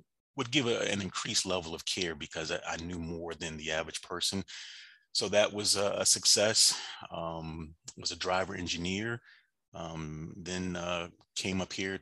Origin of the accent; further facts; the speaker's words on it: Washington, D.C. / suburbs of Maryland, United States; moved away as an adult; now in Atlanta, United States; I am actually from Washington, D.C. That is, the DMV is home for me. Grew up in the suburbs of Maryland, probably in grade school, and moved down to Atlanta back in 2003-ish